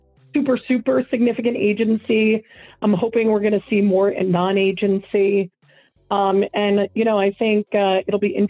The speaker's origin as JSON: {"language": "English", "region": "New York", "country": "United States", "tie": "born or raised there", "said": "I grew up in New York"}